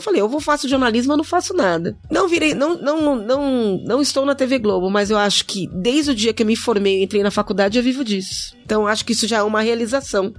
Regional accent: São Paulo, Brazil; Nasci na Zona Norte também

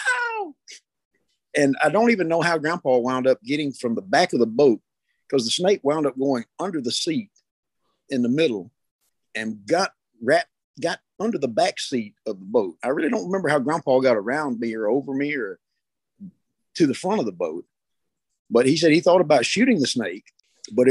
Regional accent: Brookhaven, Mississippi, United States; I'm from Brookhaven, Mississippi.

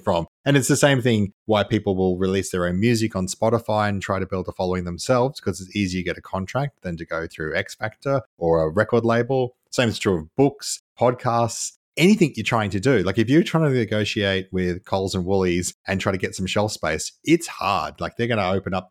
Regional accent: Canberra, Australian Capital Territory, Australia; I grew up in Canberra

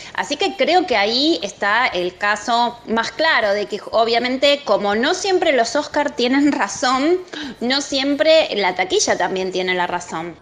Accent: Ituzaingó, Buenos Aires Province, Argentina; yo nací en Capital Federal, eh, pero viví muchísimos años en el Gran Buenos Aires, en una localidad que se llama Ituzaingó.

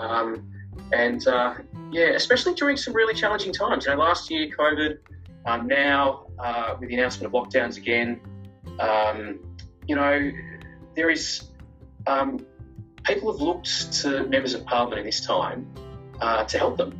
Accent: Melbourne, Victoria, Australia; I was born at Sandy Hospital, grown up in the area

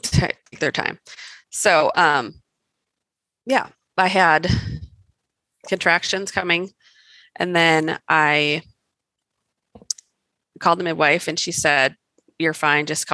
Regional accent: Wisconsin, United States; also born or lived in California; now in Colorado, United States; I grew up in Wisconsin

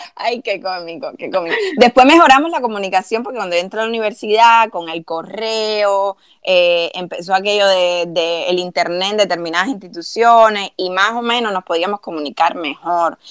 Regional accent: Cuba; now in United States; cuando uno sale de Cuba

